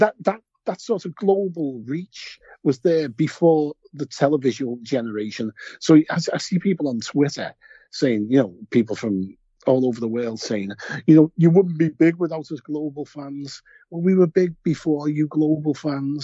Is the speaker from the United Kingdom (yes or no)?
yes; Liverpool, North West England, United Kingdom; we're from Liverpool